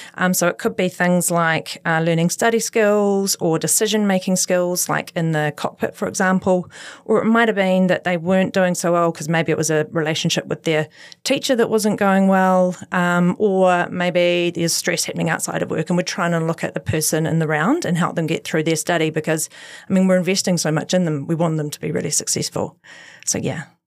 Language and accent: English; Christchurch, Canterbury, New Zealand; I am born and bred in Christchurch, so completely went to schools here